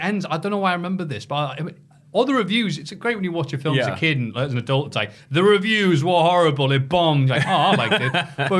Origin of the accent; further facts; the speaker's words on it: Havana, Cuba; That'd be weird. I'm from Havana.